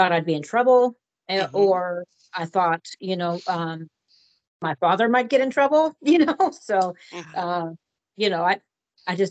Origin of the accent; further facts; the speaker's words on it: Portland, Oregon, United States; I was born and raised here in Portland, Oregon, to a middle-class family